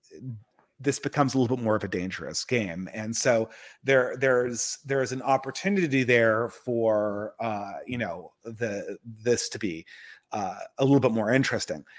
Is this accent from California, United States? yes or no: yes; California, United States; I'm from California